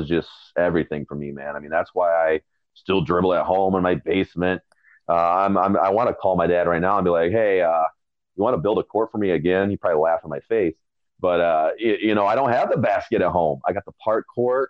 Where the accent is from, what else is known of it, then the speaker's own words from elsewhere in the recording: Michigan, United States; I grew up in Michigan.